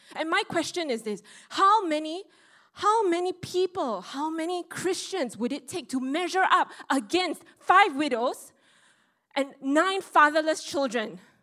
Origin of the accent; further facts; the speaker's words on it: Singapore; I, the Singaporean with the logical mindset